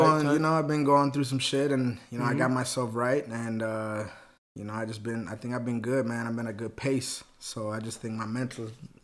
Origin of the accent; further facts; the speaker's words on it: Faribault, Minnesota, United States; also born or lived in Texas; In Texas. And then in Minnesota, moved up here, grew up in Faribault.